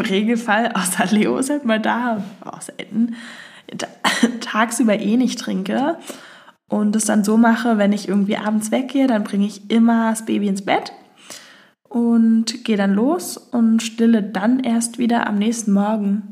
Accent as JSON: {"language": "German", "region": "Berlin", "country": "Germany", "said": "Ich komme aus äh, Berlin"}